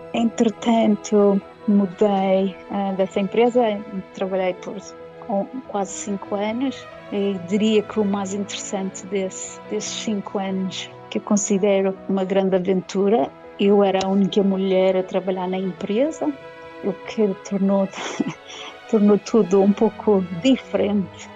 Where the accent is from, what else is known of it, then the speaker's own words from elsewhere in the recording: Madeira, Portugal; moved away as an adult; now in United Kingdom; quando nós nascemos e vivemos na Madeira